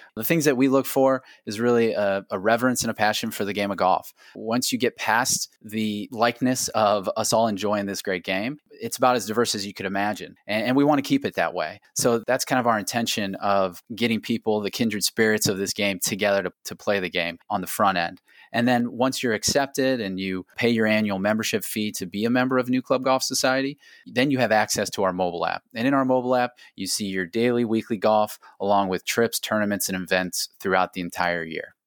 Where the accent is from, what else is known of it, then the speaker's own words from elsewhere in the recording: Akron, Ohio, United States; also born or lived in Ireland; playing for the University of Akron Zips in Akron, Ohio, my hometown